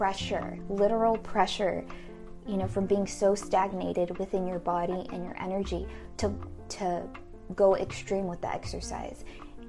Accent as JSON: {"language": "English", "country": "United States", "said": "we, as a American society, modern American society"}